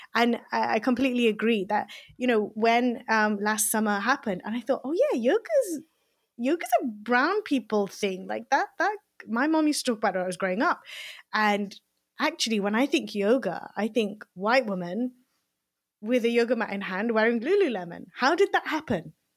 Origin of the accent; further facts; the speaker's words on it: Leicester, East Midlands, United Kingdom; I grew up in Leicester, um, in Belgrave